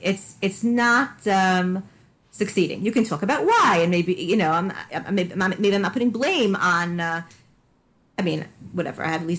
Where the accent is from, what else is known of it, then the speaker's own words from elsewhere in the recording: Canada; I'm also from Canada.